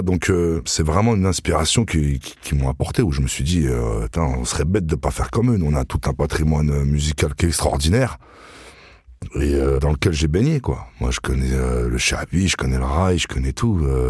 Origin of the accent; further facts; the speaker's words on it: Vitry-sur-Seine, Île-de-France, France; j'ai grandi à Vitry, dans les quartiers les plus durs de Vitry